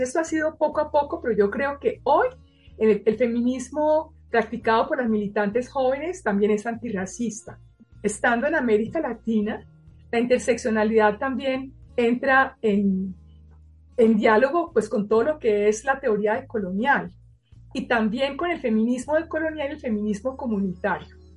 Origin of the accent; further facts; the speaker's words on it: Colombia; moved away as an adult; also born or lived in Paris, France; yo fuera colombiana